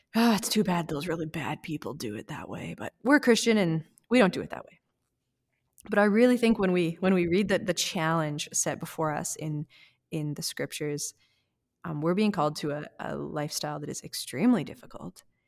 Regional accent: Canada; as a white Canadian

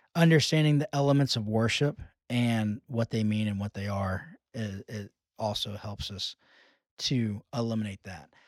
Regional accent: United States; being American evangelicals

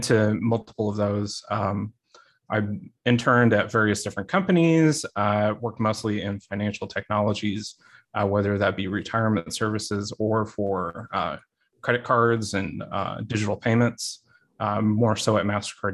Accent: Springfield, Illinois, United States; moved away as an adult; now in Missouri, United States; I'm originally from Springfield, Illinois. I lived and grew up there my entire life

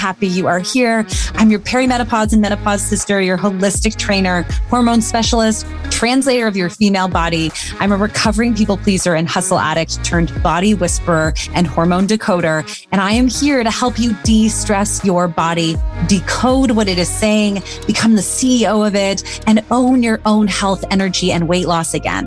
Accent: Canada; moved away; also born or lived in United States; we're both Canadian Americans

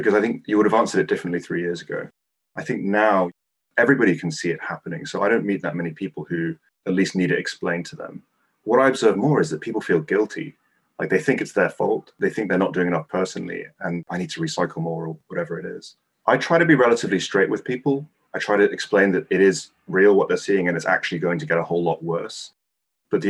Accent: Hong Kong; moved away; I grew up in the 80s and 90s, and I'm originally from Hong Kong

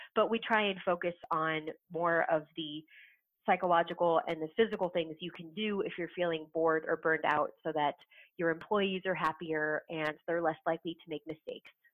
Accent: Southern California, United States; moved away as an adult; now in Wisconsin, United States; I'm a Southern California girl. I was born and raised in SoCal

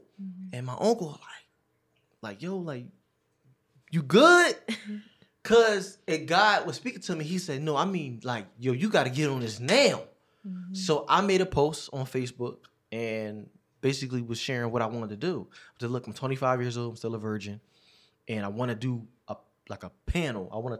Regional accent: Philadelphia, Pennsylvania, United States; I'm from Philadelphia, Pennsylvania, North Philly, you know how we say it, you know what I mean? So, I am 31 years old. I'll actually be 32 February 19th.

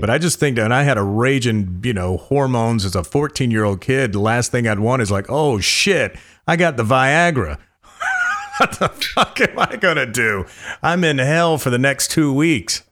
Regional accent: North Carolina, United States; moved away; I was from North Carolina

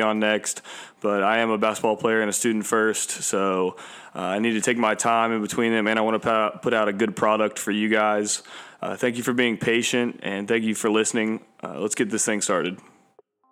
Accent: Orlando, Florida, United States; I grew up in Orlando

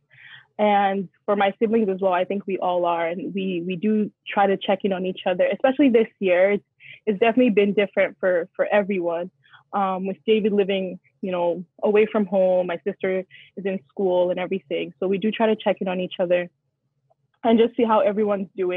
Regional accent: Nigeria; I'm Nigerian, I'm African

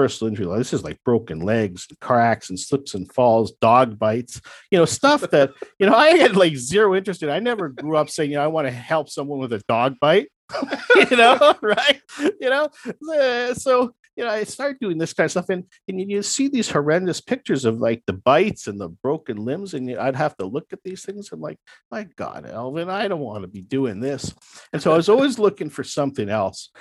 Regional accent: Toronto, Ontario, Canada; my hometown.

